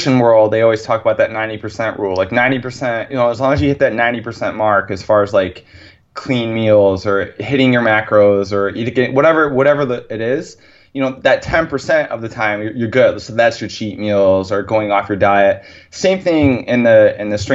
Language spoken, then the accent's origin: English; near Ithaca, New York, United States; my hometown is 10 minutes from Ithaca.